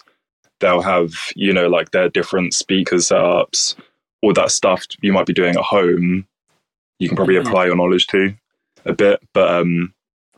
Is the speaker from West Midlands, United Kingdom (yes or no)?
no; Bromley, London, United Kingdom; now in Brighton, United Kingdom; I'm actually from Southeast London